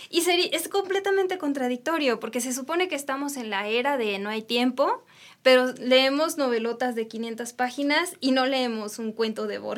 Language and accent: Spanish; Jalisco, Mexico; soy de Jalisco.